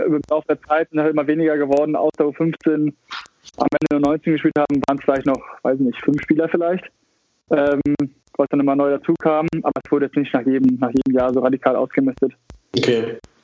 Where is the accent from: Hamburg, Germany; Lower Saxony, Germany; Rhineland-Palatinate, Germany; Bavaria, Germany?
Hamburg, Germany; moved away as an adult; now in Australia; Hamburger durch und durch, ja, kann man so sagen. Also ich bin geboren in Hamburg, aber mit, mit vier sind wir nach Bakteide gezogen, in den Vorort von Hamburg